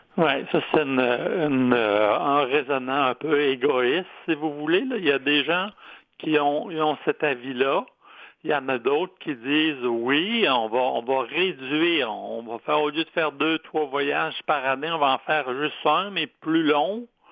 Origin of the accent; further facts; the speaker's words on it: Quebec City, Quebec, Canada; je suis de Québec